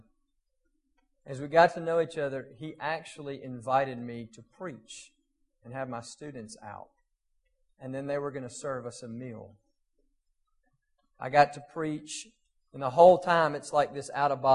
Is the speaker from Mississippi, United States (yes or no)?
yes; South Mississippi, United States; moved away; also born or lived in Murfreesboro; I grew up in South Mississippi